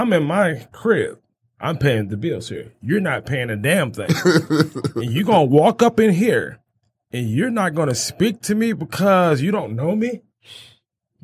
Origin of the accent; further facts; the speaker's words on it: Detroit, Michigan, United States; Mack Avenue, where we grew up at in Van Dyke area